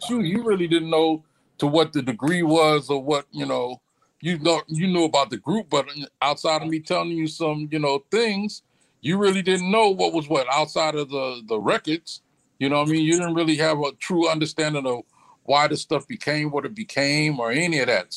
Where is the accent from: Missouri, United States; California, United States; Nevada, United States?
California, United States; Santa Ana; also born or lived in Corona, California / Riverside, California; I'm originally from Santa Ana, California. I was born and raised there, went from elementary to junior high there.